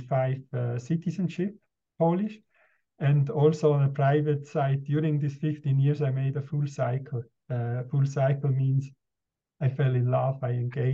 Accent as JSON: {"language": "English", "region": "Basel", "country": "Switzerland", "tie": "born or raised there", "also_born_or_lived": "Poland / Russia / Japan", "moved": "as an adult", "said": "I'm first a Swiss national and I grew up in the Basel region in a countryside restaurant."}